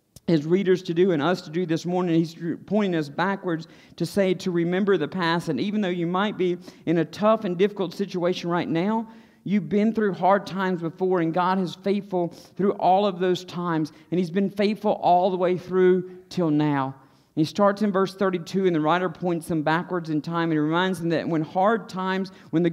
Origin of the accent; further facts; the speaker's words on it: Stokes County, North Carolina, United States; I grew up in Stokes County